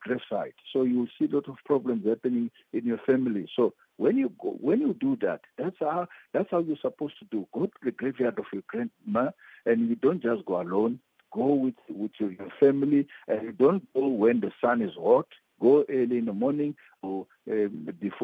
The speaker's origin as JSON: {"language": "English", "country": "Mozambique", "tie": "born or raised there", "moved": "yes", "said": "I was born in Mozambique"}